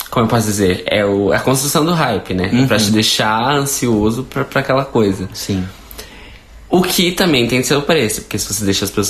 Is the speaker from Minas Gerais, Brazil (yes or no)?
yes; Minas Gerais, Brazil; accent: mineiro; eu sou, é o sotaque mineiro.